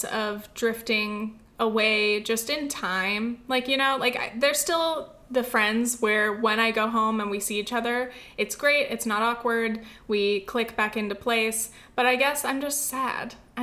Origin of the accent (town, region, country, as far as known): California, United States; born or raised there; moved away as an adult